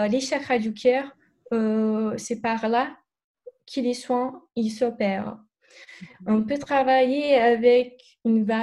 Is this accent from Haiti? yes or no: no; Brazil; French is a second language; Je suis brésilienne, je, n'avais pas dit, mais peut-être mon, mon accent.